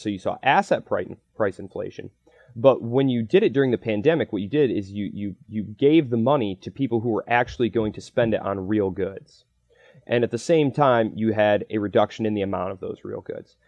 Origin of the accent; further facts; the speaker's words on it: United States; I'm an American